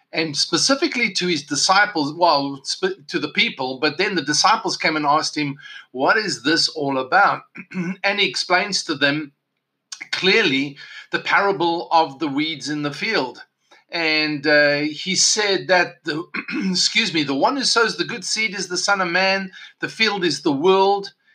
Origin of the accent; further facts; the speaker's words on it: South Africa; Growing up in South Africa, of course, I, even though South Africa gained independence the year of my birth